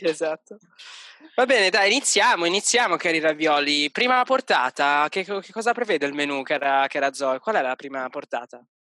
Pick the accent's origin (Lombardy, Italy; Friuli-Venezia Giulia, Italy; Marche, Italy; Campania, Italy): Lombardy, Italy; Milan; moved away as an adult; now in Vienna, Austria; vengo da Milano